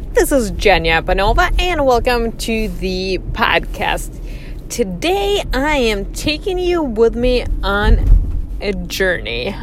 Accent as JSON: {"language": "English", "country": "Russia", "tie": "born or raised there", "also_born_or_lived": "northern Michigan, United States", "moved": "as an adult", "lives_now": "United States", "said": "I was born and raised in Russia"}